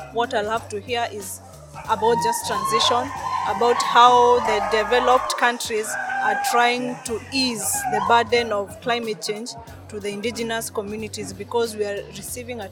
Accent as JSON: {"language": "English", "region": "northern Kenya", "country": "Kenya", "said": "I come from Kenya, from the indigenous communities of the Lekipe Maasai in northern Kenya"}